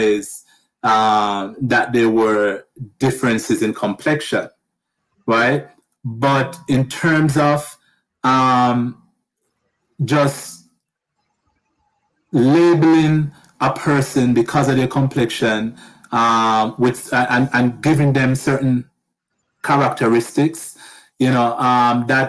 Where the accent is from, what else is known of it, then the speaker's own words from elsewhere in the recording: Jamaica; moved away as an adult; also born or lived in United States; now in Canada; But I'm originally from Jamaica.